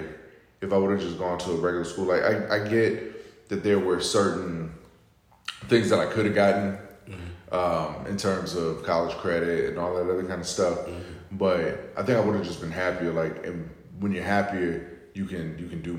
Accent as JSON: {"language": "English", "region": "Florida", "country": "United States", "tie": "born or raised there", "said": "I grew up in Florida"}